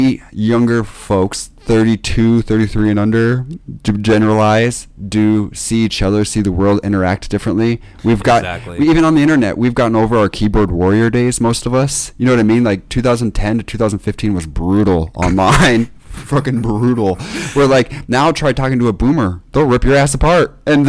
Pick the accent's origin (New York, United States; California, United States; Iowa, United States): Iowa, United States; Kelly; And I lived in a small town called Kelly, which was like 150 people. And it was like